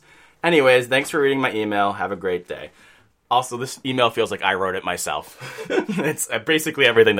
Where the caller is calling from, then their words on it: New York, United States; I'm from New York.